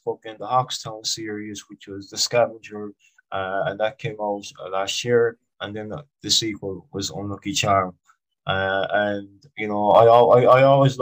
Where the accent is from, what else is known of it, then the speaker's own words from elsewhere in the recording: Ireland; I'm from Ireland.